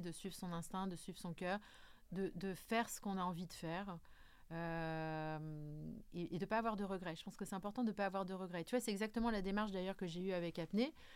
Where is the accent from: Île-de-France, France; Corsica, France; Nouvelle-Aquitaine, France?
Corsica, France; je suis plus une fille du Sud, hein, je suis corse